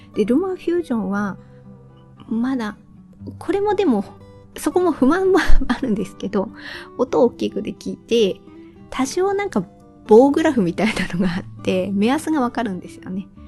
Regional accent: Tohoku, Japan; accent: dialect with -dabe / -daccha endings (Tohoku-type); 私の方言だったら語尾は、あの、誇張して言えばなんとかだべーとか、なんとかだっちゃーとか

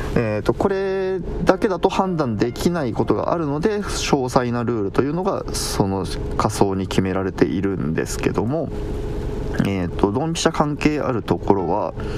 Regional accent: Kumamoto, Japan; ちなみに僕は熊本、出身が熊本なので

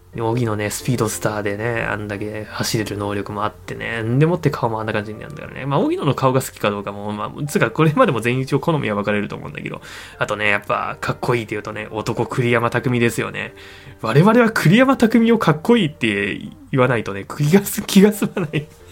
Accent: Niigata, Japan; 新潟県の生まれなんですよ

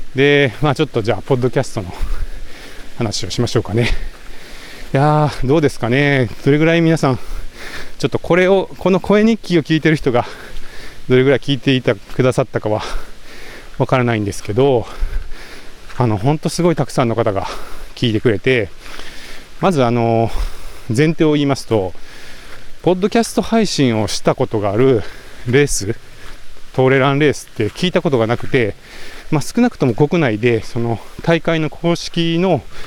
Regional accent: Komono, Mie, Japan; moved away; also born or lived in Nagoya, Aichi; 生まれは名古屋なんですけど、え3歳かな、え違うか、5歳ぐらいか、から、えー、三重県に移り住んで、まあ、それから高校を卒業するまで、三重県菰野町っていうところで育ちました

